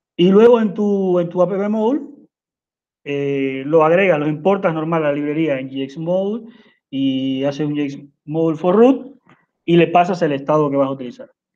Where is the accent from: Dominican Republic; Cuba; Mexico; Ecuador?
Cuba; now in Uruguay; soy de Cuba, pero estoy viviendo en Uruguay.